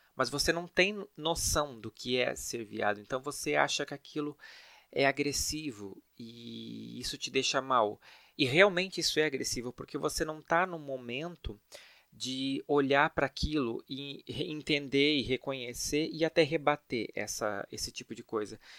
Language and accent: Portuguese; Blumenau, Santa Catarina, Brazil; now in São Paulo, Brazil; eu nasci em Blumenau, uma cidade de Santa Catarina que todo mundo conhece